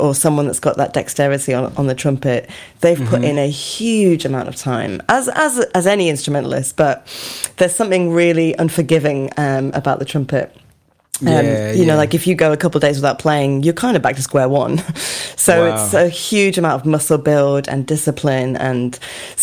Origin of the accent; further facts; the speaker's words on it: Lancaster, North West England, United Kingdom; moved away as an adult; now in London, United Kingdom; I'm from Lancaster, which is near the Lake District, very, very north of England, the grim north.